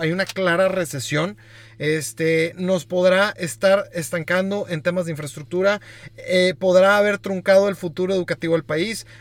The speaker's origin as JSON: {"language": "Spanish", "country": "Mexico", "said": "como mexicanos"}